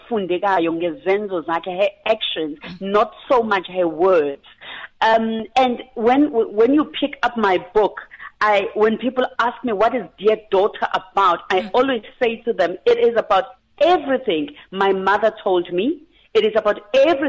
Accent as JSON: {"language": "English", "area": "near Pinetown", "region": "KwaZulu-Natal", "country": "South Africa", "tie": "born or raised there", "said": "I'm a girl from Sonut, Skomplazi, just outside Pinetown in KwaZulu-Natal."}